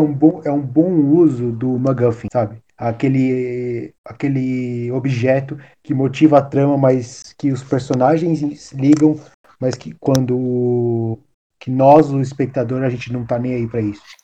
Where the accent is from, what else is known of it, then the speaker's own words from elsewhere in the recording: Brazil; a gente é brasileiro